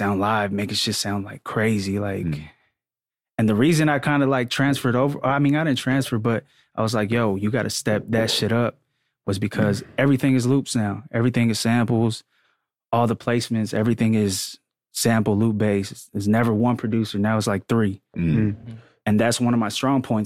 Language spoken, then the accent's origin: English; Stockton, California, United States; also born or lived in San Jose; I'm from San Jose. I grew up in Stockton. That's kind of like Central Valley